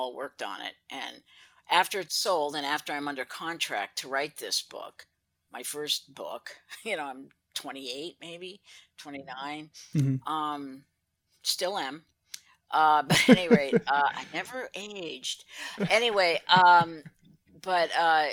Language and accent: English; Anchorage, Alaska, United States; born or raised there; also born or lived in Juneau